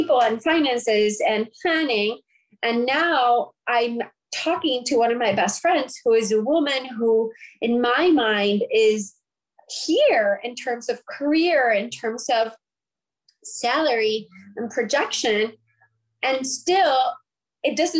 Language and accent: English; Puerto Rico; I'm from Puerto Rico